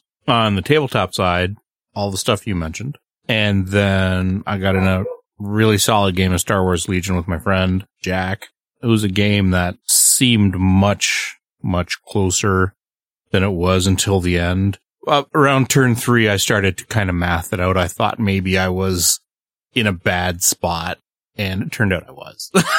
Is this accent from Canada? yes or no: yes; Canada; I'm a Canadian.